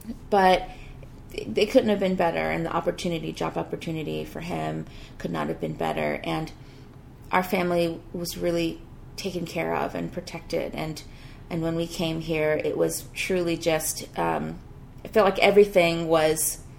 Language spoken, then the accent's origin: English; Ghana; born there; Yeah, I was born in Ghana